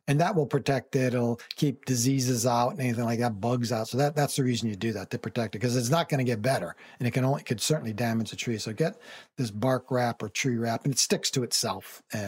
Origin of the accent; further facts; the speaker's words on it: Connecticut, United States; When I was a much younger man, I moved to Miami from Connecticut. I'd never been anywhere near the South